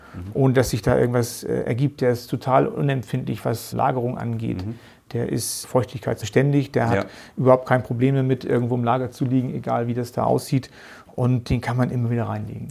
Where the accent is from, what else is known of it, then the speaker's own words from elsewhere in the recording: Geesthacht, Schleswig-Holstein, Germany; accent: northern German; also born or lived in Hamburg; Es ist unschwer immer noch zu hören, dass ich aus dem Norden Deutschlands komme bin in Gestacht bei Hamburg ja, aufgewachsen, geboren in Hamburg.